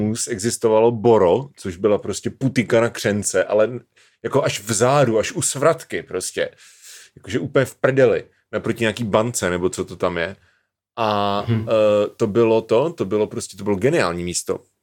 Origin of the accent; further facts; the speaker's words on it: Svitavy, Pardubice Region, Czechia; moved away as an adult; also born or lived in Brno / Hrušovany u Brna; do světa jsme se stěhovali, až když mě byly dva roky, protože máma dostala práci ve světavské nemocnici